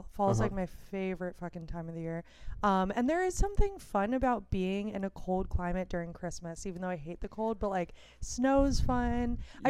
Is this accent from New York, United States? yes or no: no; Silver Spring, Maryland, United States; now in Los Angeles, United States; I'm from where Dave Chappelle's from.